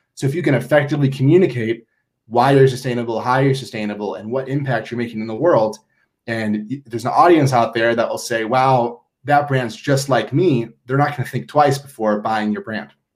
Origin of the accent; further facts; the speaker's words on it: Minnesota, United States; moved away as an adult; now in Boulder, United States; I'm from Minnesota and I came to Boulder to escape Minnesota.